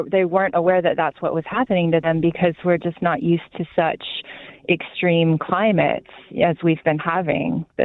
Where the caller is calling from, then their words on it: Odessa, Missouri, United States; I'm from Odessa, Missouri.